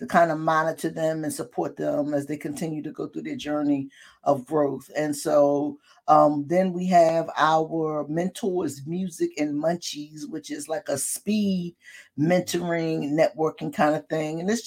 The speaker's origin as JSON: {"language": "English", "town": "Philadelphia", "region": "Pennsylvania", "country": "United States", "tie": "born or raised there", "also_born_or_lived": "West Oak Lane, Philadelphia", "said": "growing up in North Philly"}